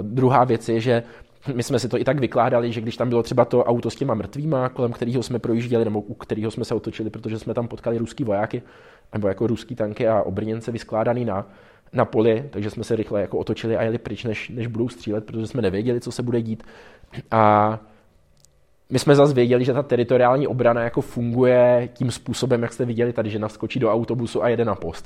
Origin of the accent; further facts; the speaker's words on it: Czechia; jsme z Česka